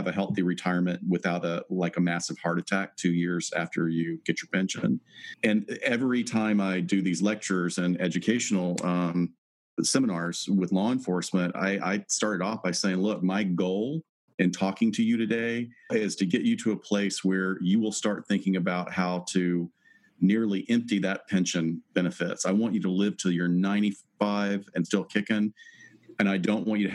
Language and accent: English; Huntsville, Alabama, United States; moved away; also born or lived in Chicago; Huntsville is an amazing place to have grown up in.